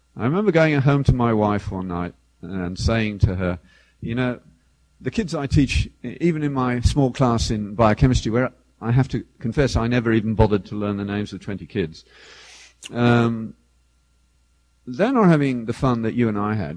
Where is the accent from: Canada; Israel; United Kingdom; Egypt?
United Kingdom; the British equivalent of Detroit, England; I grew up in the British equivalent of Detroit